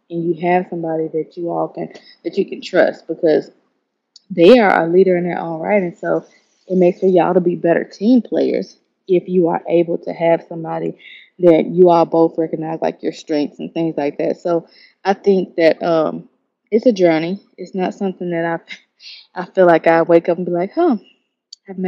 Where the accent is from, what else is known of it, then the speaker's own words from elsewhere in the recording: Memphis, Tennessee, United States; moved away as an adult; now in Atlanta, United States; I'm from Memphis